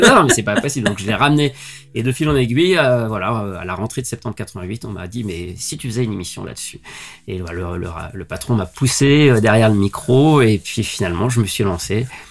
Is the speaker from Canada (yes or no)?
no; Lyon, Auvergne-Rhône-Alpes, France; je suis originaire de Lyon.